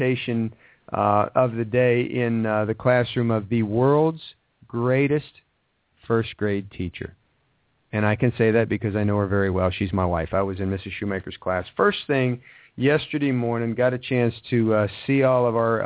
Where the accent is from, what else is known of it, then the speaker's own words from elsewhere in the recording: Ohio, United States; now in Atlanta, United States; growing up in Ohio, so I know what snow is